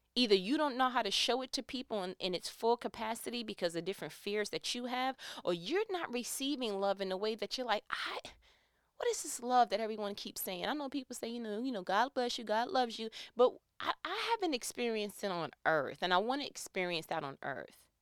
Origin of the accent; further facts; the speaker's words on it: New York, United States; accent: New York; I'm from New York. You know, from time to time, my accent kicks in.